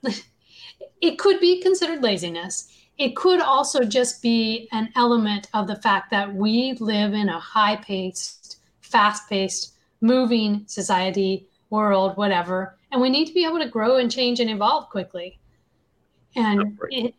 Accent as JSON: {"language": "English", "region": "the South", "country": "United States", "tie": "born or raised there", "said": "I grew up in the South, which was known as Bible Belt"}